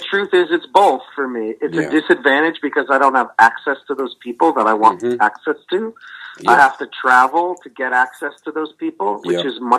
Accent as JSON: {"language": "English", "region": "New England", "country": "United States", "said": "They know that I'm the I'm a New England guy."}